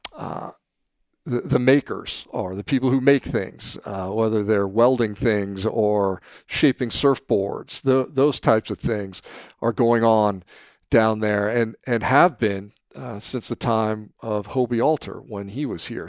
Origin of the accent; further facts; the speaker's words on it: San Mateo, California, United States; now in Dana Point, United States; I feel lucky and, and blessed to have grown up in San Mateo.